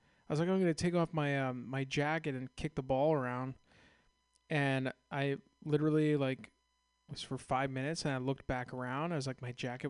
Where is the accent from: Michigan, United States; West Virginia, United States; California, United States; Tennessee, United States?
California, United States; San Ramon; also born or lived in Castro Valley; I grew up in San Ramon, Castro Valley, around the corner.